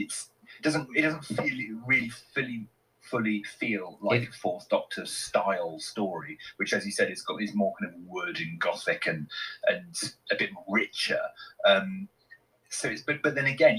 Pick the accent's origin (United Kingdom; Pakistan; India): United Kingdom; West Country, South West England; I grew up in the West Country